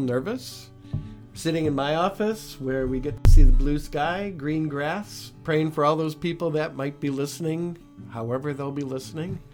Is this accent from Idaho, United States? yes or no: no; Willowick, Ohio, United States; I grew up in Willowick with, uh, my mom and dad and brother and two sisters